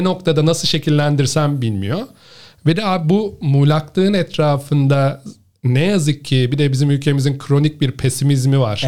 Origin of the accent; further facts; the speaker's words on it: Ankara, Turkey; moved away as an adult; also born or lived in Istanbul / Netherlands / China / Australia; Ankaralıyım abi ben. Ee, Ankara'da doğdum, büyüdüm.